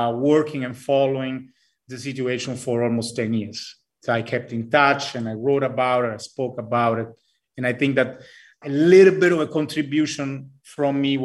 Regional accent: Rome, Lazio, Italy; also born or lived in United States / Cambridge, United Kingdom / Latin America; now in Colombia; I was born in Italy, Rome, to be precise

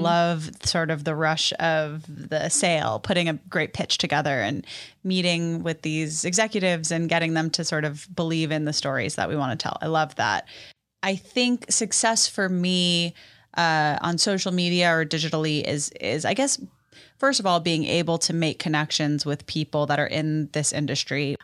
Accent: New York City, New York, United States; moved away as an adult; now in Nashville, United States; I'm born and raised in New York City

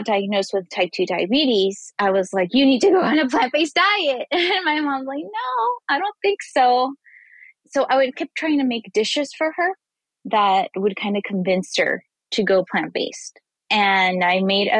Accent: northern Mexico, Mexico; moved away as an adult; now in United States; I'm Mexican myself. I was born in Mexico, but I've lived in the United States, I think more than like 12 years now. So I've been here for a while. And I grew up on the border of Texas and Mexico.

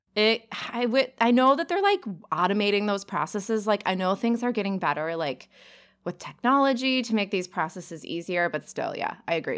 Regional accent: Cottage Grove, Minnesota, United States; now in southeastern Wisconsin, United States; I am originally from Cottage Grove, Minnesota. It's a tiny suburb outside the Twin Cities.

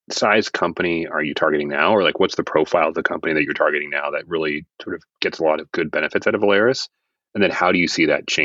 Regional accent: United States; as an American

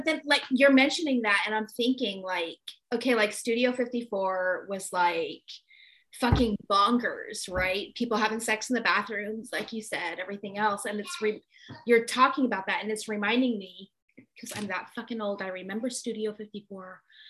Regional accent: California, United States; also born or lived in New York; now in Albany, United States; I grew up in California. I'm a California girl, born and bred.

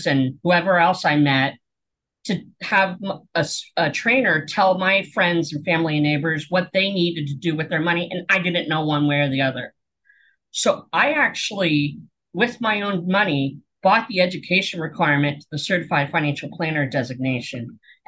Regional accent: Pennsylvania, United States; moved away as an adult; also born or lived in Portland, Oregon; we moved from Portland, Oregon back to Pennsylvania where I grew up

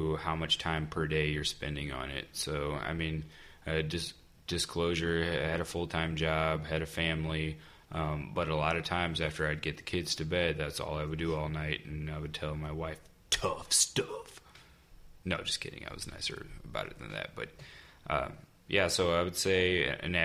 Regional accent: United States; myself being from America

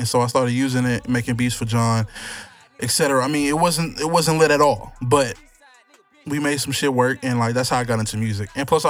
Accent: Houston, Texas, United States; I'm from Houston. I've been here living in Houston all my life

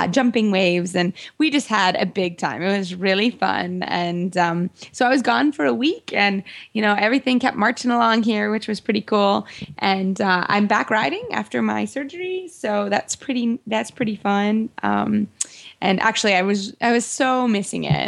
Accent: the South, United States; I'm from the South

